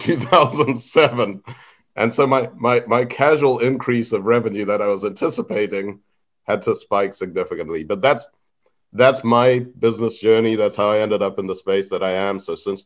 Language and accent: English; Zimbabwe; moved away; also born or lived in Harare; I was born and raised in Zimbabwe